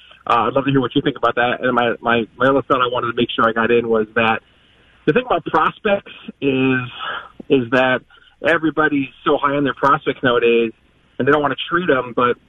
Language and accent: English; New York, United States; now in Minneapolis, United States; I was born and raised in New York. I do live in Minneapolis now.